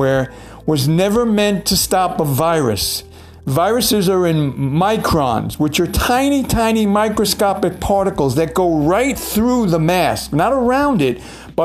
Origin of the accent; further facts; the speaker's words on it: New York City, New York, United States; I'm from New York City